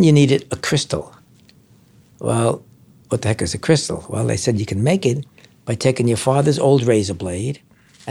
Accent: New York City, New York, United States; Our apartment was up in Washington Heights, in a bad part of Washington Heights, the wrong side of Broadway. So I grew up there, went to elementary school there, born in 1934

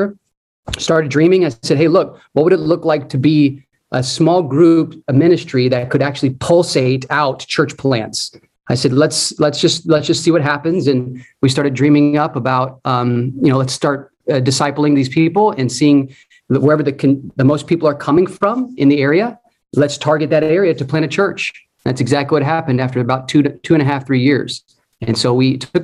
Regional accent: Orlando, Florida, United States; moved away as an adult; also born or lived in Columbus, Ohio; now in Indianapolis, United States; I was born and raised in Orlando, Florida

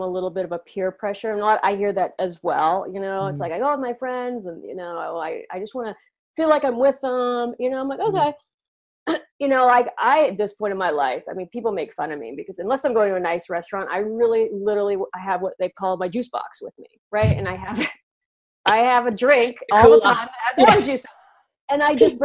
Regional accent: United States; in the US, we have a holiday called Thanksgiving

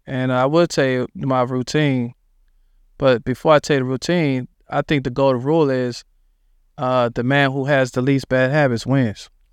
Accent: Dallas, Texas, United States; also born or lived in Philadelphia, Pennsylvania; we moved into a spot in Dallas called Oak Cliff

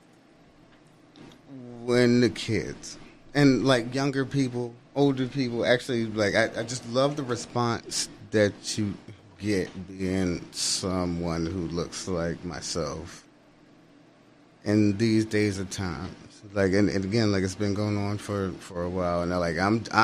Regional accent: United States; also born or lived in New Jersey / Philadelphia, Pennsylvania; I grew up partially in Jersey, and I grew up partially in Philly

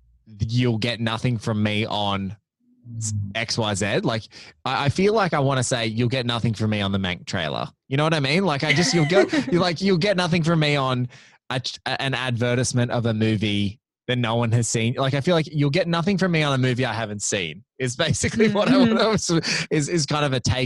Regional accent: Australia; because I'm Australian too

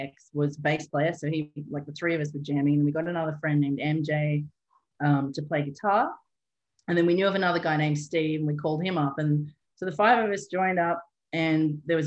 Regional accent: Newcastle, New South Wales, Australia; moved away as an adult; also born or lived in Edinburgh / Cork; I got back to Newcastle, my hometown

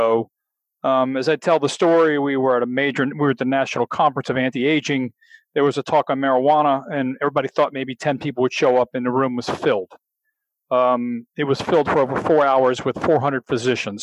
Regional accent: Louisiana, United States; I'm a real Southern boy. I'm from Louisiana.

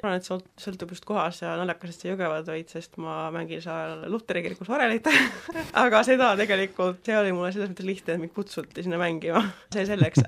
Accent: Finland; now in Tartu, Estonia; ma olen Soomest pärit

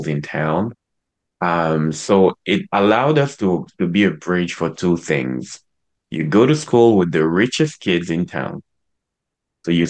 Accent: Cameroon; I was born and raised in Cameroon.

